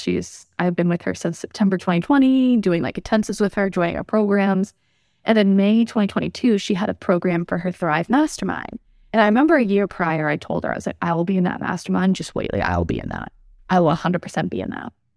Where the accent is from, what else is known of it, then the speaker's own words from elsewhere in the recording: Massachusetts, United States; moved away as an adult; also born or lived in New Mexico; We're from Massachusetts, both of us